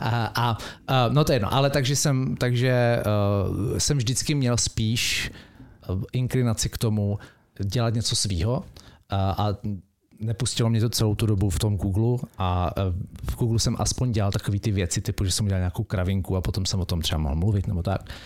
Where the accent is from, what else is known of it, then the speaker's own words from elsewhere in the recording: Brno, South Moravian Region, Czechia; moved away; also born or lived in Mountain View; já jsem z Brna